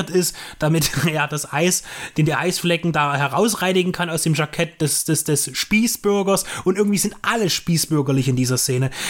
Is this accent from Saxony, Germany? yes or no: yes; Dresden, Saxony, Germany; born there; Ich bin 87 geboren in Dresden